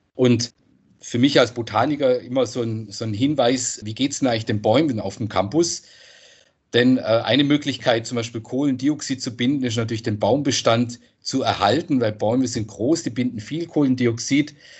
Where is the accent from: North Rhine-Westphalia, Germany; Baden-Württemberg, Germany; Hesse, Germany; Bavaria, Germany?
Baden-Württemberg, Germany; Freiburg; ich komme aus Freiburg, da gibt es diese Bächle